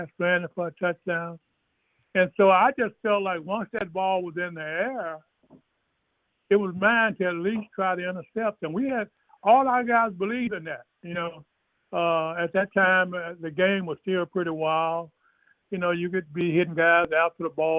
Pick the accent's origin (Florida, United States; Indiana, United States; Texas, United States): Texas, United States; East; I was brought up in East Texas in the church